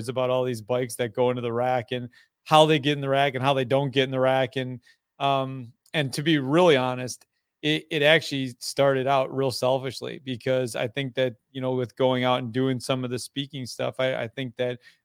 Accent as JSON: {"language": "English", "town": "Fall Creek", "region": "Wisconsin", "country": "United States", "said": "I am from Fall Creek, Wisconsin, Northwest Wisconsin, hour and a half east of Minneapolis, St. Paul on the good side"}